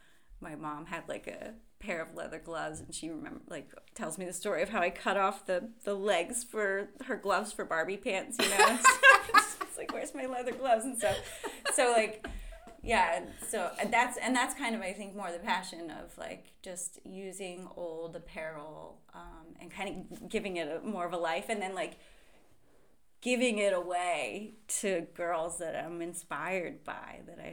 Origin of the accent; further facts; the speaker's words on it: East Coast, United States; But I think growing up on the East Coast, my family didn't really understand